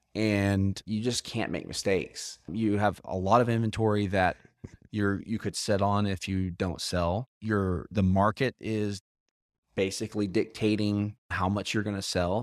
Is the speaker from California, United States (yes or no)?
no; Moore, Oklahoma, United States; I grew up in Moore, Tornado Alley